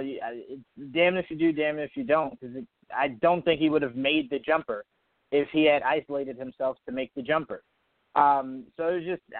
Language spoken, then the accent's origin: English; New Jersey, United States; I was born in New Jersey.